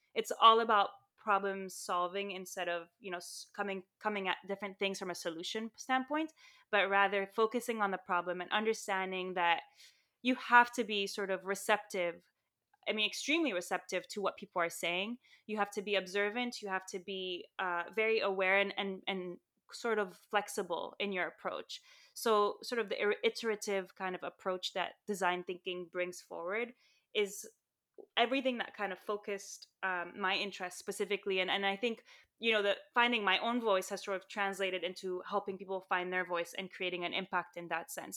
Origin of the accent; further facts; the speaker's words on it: Saudi Arabia; moved away; also born or lived in Lebanon / Armenia (ancestry); I grew up in Saudi Arabia and Lebanon, and my family's Armenian